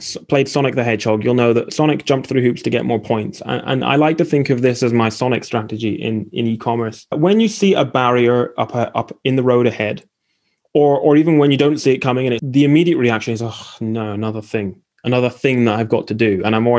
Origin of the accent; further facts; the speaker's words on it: East of England, United Kingdom; born there; The trouble is I was born in Essex.